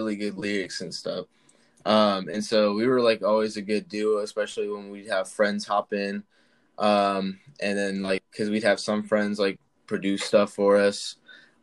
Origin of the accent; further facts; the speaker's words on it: Charlotte, North Carolina, United States; I'm from Charlotte, North Carolina